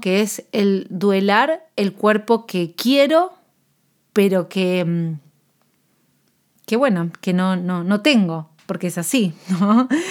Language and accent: Spanish; Argentina; yo soy nutricionista de Argentina